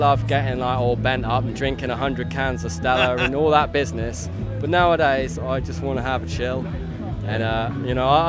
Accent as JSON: {"language": "English", "town": "Fakenham", "region": "East of England", "country": "United Kingdom", "said": "we're from Fakenham, basically."}